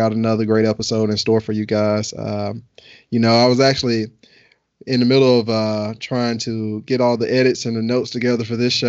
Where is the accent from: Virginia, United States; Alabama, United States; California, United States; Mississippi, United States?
Alabama, United States; moved away; also born or lived in Atlanta; But I'm from Alabama. Everybody who know me, I'm really a Southern boy from Alabama